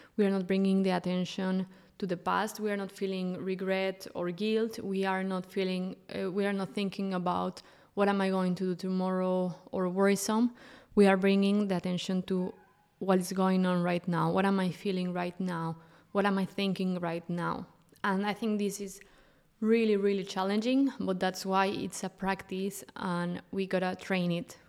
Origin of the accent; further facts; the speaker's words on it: Mexico; moved away as an adult; now in Europe; I'm originally from Mexico and I moved to Europe six years ago